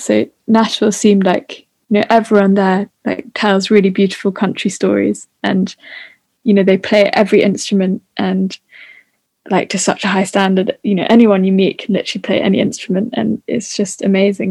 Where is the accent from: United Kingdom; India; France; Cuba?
United Kingdom; New Forest, South East England; I've kind of just stayed at my at, like where I grew up in the New Forest.